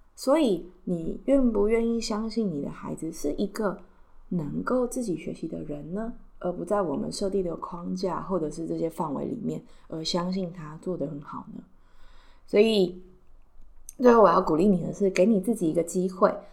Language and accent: Chinese; Taiwan; 我家住在信义区，不是因为我们家特别有钱，完全不是，是因为我们就是出生在这里